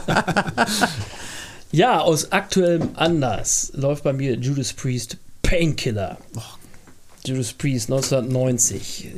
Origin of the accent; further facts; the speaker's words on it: Bad Fredeburg, North Rhine-Westphalia, Germany; bald 53 Jahre alt und ich ähm, bin gebürtiger Fredeburger